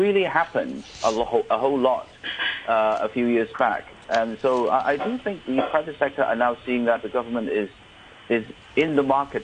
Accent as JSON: {"language": "English", "town": "Vancouver", "region": "British Columbia", "country": "Canada", "tie": "born or raised there", "moved": "as an adult", "lives_now": "Hong Kong", "said": "I grew up in Vancouver"}